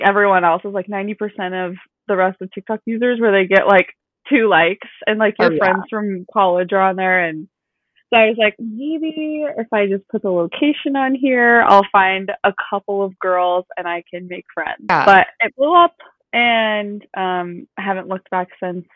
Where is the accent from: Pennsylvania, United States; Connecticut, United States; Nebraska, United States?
Nebraska, United States; Omaha; moved away as an adult; now in Kansas City, United States; I'm from Omaha. I'm 23. I moved to Kansas City a year ago in September for a job